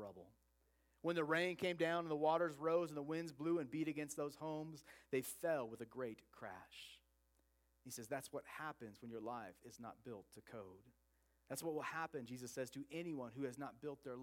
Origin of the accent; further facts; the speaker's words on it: Oregon, United States; I grew up in Oregon